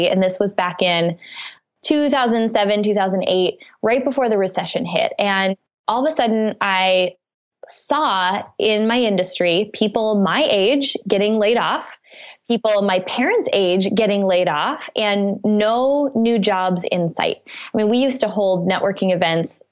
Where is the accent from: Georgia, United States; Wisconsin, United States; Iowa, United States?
Wisconsin, United States; I grew up in the Midwest. I went to college in Wisconsin, where I'm originally from.